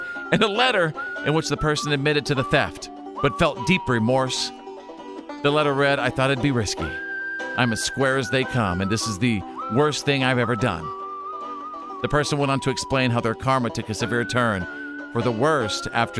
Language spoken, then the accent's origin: English; Bowie, Texas, United States; I grew up in Bowie, Texas.